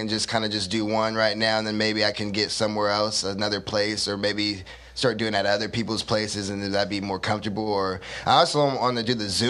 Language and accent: English; Stockton, California, United States; also born or lived in Fontana; Yeah, I grew up in Stockton. I was born in Fontana, California.